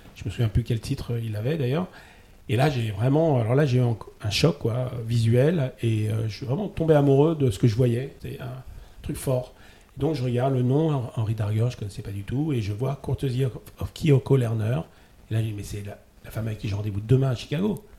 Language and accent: French; Paris, Île-de-France, France; la chance d'habiter à Paris